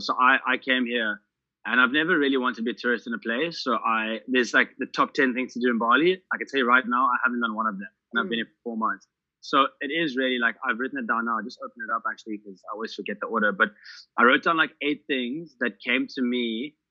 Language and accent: English; South Africa; moved away as an adult; I'm South African